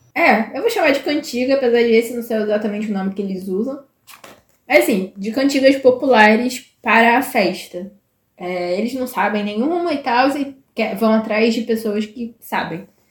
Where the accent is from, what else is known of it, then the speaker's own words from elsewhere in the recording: Brazil; como boa brasileira